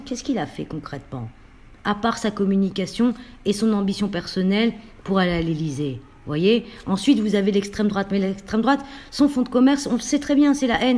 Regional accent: Roubaix, Hauts-de-France, France; ma ville euh, où je suis née à Roubaix

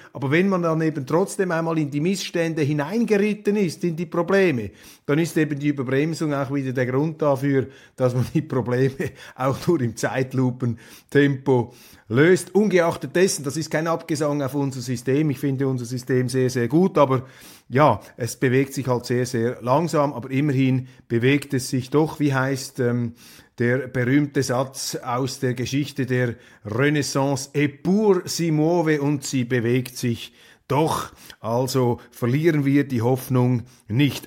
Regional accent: Switzerland; als Schweizer

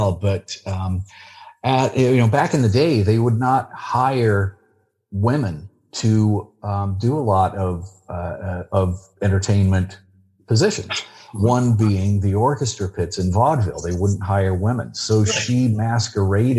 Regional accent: California, United States; a good old boy from California

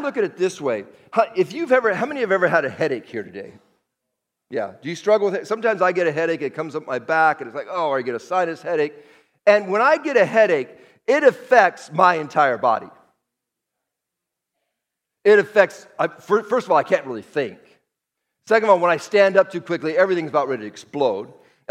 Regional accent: Seattle, Washington, United States; moved away as an adult; now in Las Vegas, United States; I'm from Seattle, 40 years in Seattle, born and raised

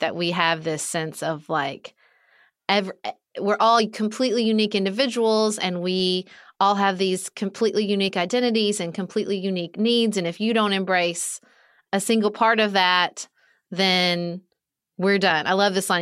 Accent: Kentucky, United States; moved away as an adult; when I moved back to my hometown, even though it was my hometown and I had friends here, I joined basically, like, our version of junior league, which is still very popular here where I live in Kentucky

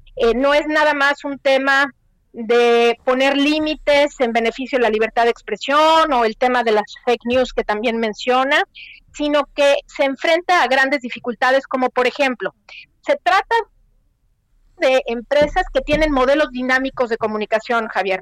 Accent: Mexico; moved away as an adult; yo soy mexicana, creé mi cuenta cuando estaba en México, pero ahora me encuentro en otro país

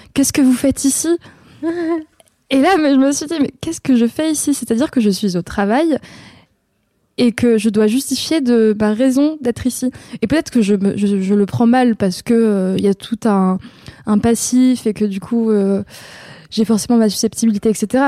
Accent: Avignon, Provence-Alpes-Côte d'Azur, France; Je viens d'Avignon parce que je suis née à Avignon et la plus grande partie de ma vie, je l'ai passée là-bas

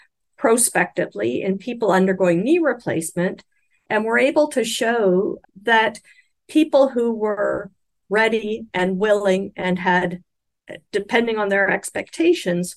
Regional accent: Canada; I'm speaking as a Canadian

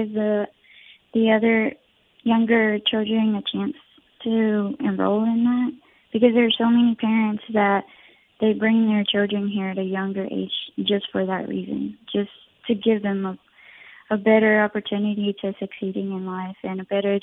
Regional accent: Forest, Mississippi, United States; also born or lived in Puebla, Mexico / Texas; we moved to Forest, Mississippi when I was only 2 years old. And that's where my mom started working, and we've just lived in Forest for the rest of our lives.

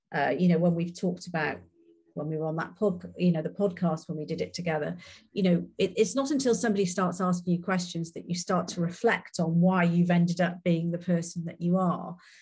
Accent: Wales, United Kingdom; I'm Welsh and a very proud Welsh woman.

